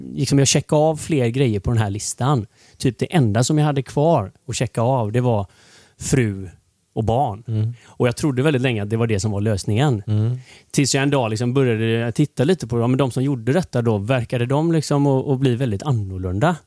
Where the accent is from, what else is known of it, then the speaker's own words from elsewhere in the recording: Gothenburg, Västra Götaland, Sweden; jag är uppvuxen i Torslanda IK då, i Torslanda